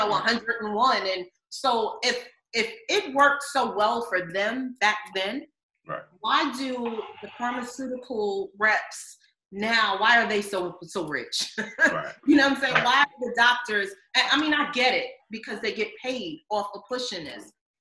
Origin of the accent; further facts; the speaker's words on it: New York, United States; I'm a New Yorker